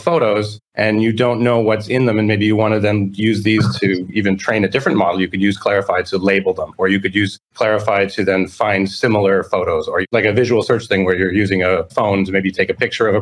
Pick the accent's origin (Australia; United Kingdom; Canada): Canada; Toronto, Ontario; moved away as an adult; now in Florida, United States; I'm originally from Toronto, Canada